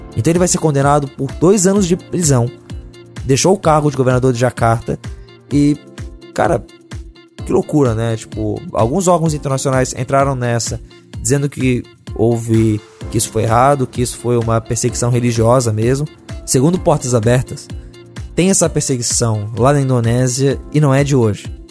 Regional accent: Brazil; nós, como brasileiros

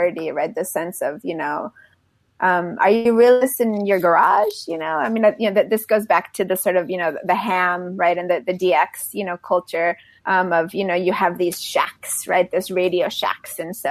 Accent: Mexico City, Mexico; moved away; also born or lived in Texas / Delaware; When I was growing up in Mexico City, I went to elementary school there.

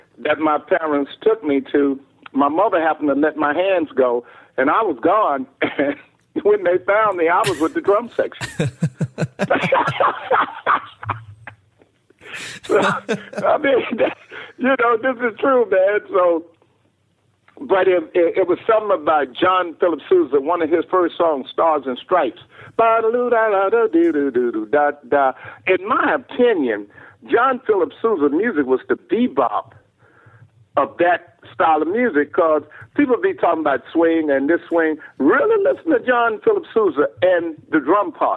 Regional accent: Houston, Texas, United States; I'm from Houston, Texas

